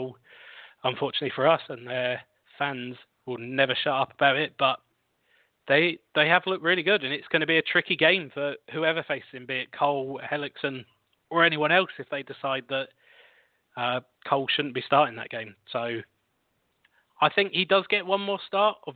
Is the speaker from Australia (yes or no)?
no; United Kingdom; accent: British; my lovely British accent